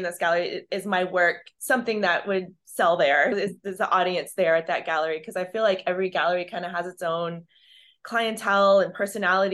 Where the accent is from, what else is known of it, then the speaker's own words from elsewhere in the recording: Texas, United States; also born or lived in Tucson, Arizona; I am from Texas